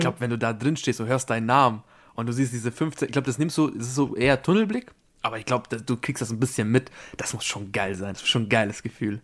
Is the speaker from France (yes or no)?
no; Austria; ich bin Österreicher